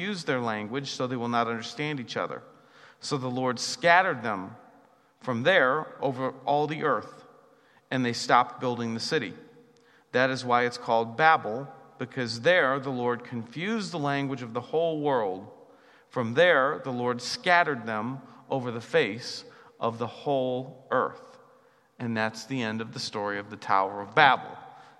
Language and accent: English; United States; I'm an American